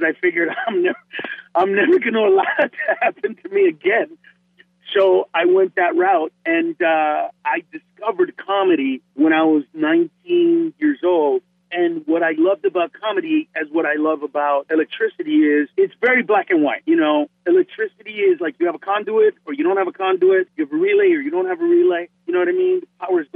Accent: Honduras; now in Los Angeles, United States; I'm from Honduras, I'm not Mexican.

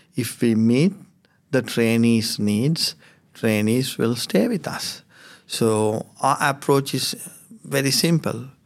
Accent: Sri Lanka; now in Finley, Australia; I come from Sri Lanka.

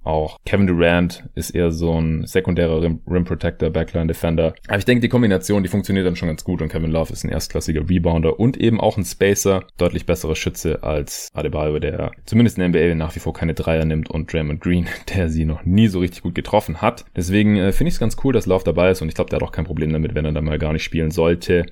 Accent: Stuttgart, Baden-Württemberg, Germany; moved away; in meine alte Heimat fahren, nach Stuttgart

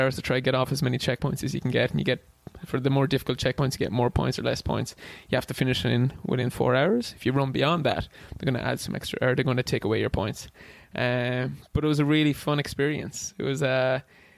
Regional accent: Wexford, Leinster, Ireland; first language English; now in Boston, United States; I'm from Ireland, but I'm from a town called Wexford down the southeast. I'm actually from outside the town. I'm from Derry country. So I grew up in the dairy farm when I was a young lad

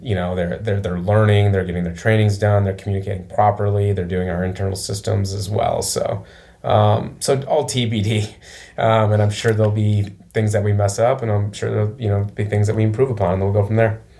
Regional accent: Flint, Michigan, United States; moved away as an adult; also born or lived in Chicago / Detroit; now in Nashville, United States; Mid Michigan, like uh, Flint area, basically yeah. um, Flint, and then I went to Michigan State

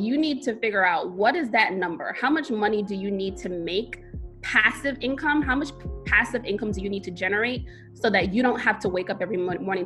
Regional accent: New York City, New York, United States; I am born and raised in Brooklyn, New York.

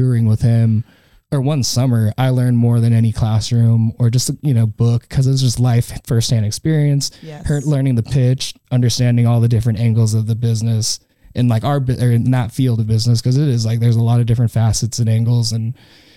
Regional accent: the Northwest, Pacific Northwest, United States; we're from the Northwest. Or I'm from the Northwest

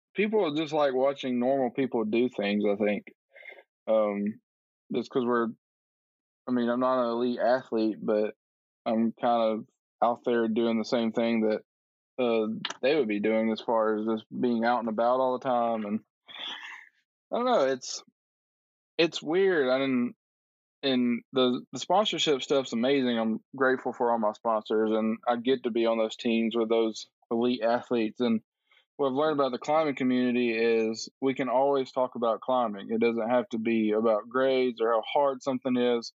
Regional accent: Tuscaloosa, Alabama, United States; moved away as an adult; now in Nashville, United States; originally from Alabama. I grew up in Tuscaloosa, Alabama

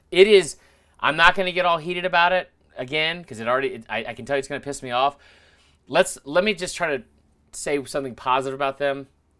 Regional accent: Louisiana, United States; I'm from Louisiana.

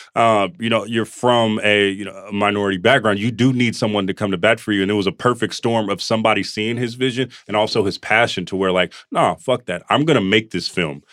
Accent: Oakland, California, United States; we're from Oakland and from the Bay

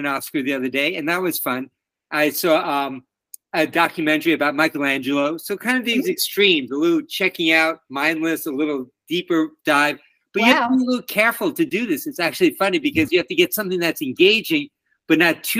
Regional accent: New York City, New York, United States; moved away as an adult; now in Washington, DC, United States; where I grew up in Queens, New York

